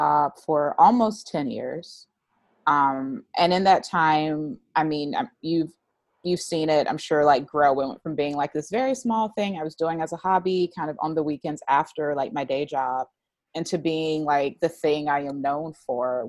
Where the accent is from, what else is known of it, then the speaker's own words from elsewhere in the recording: the South, United States; moved away; I'm from the South